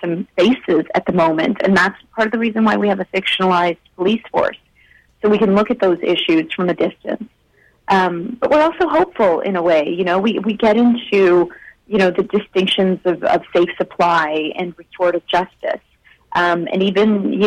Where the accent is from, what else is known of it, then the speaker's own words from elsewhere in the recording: India; now in Canada; I was born in India